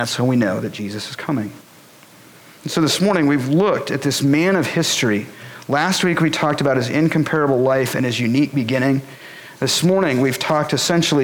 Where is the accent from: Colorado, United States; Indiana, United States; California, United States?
Colorado, United States; Boulder; moved away as an adult; I'm from Boulder, Colorado